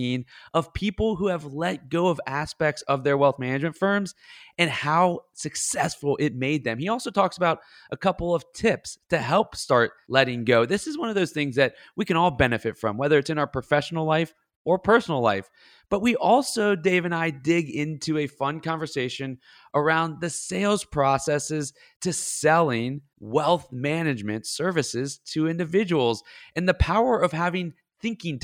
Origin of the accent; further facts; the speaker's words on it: the South, United States; I'm a Southern boy, very simple person